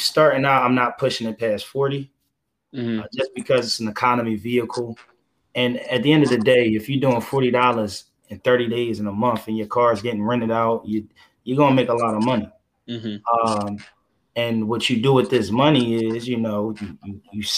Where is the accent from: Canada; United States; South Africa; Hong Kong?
United States; Philadelphia, Pennsylvania; I'm from Philadelphia